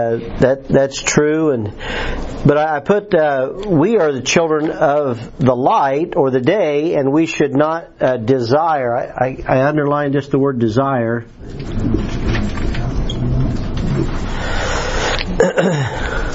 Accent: United States; moved away; At the Putnam County Fair, my hometown, our Putnam County

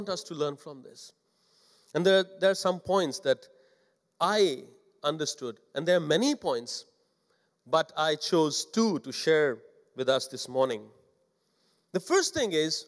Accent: India; English is a second language; moved away; as an Indian pastor

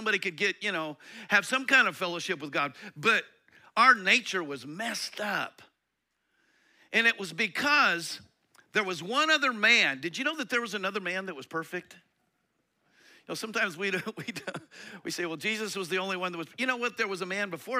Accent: Colorado, United States; I grew up in Colorado

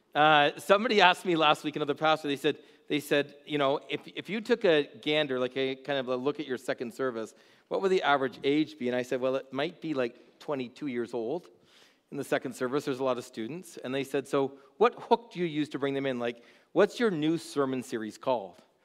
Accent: Haldimand, Ontario, Canada; I grew up in Haldeman. I'm just outside of Bimbrick

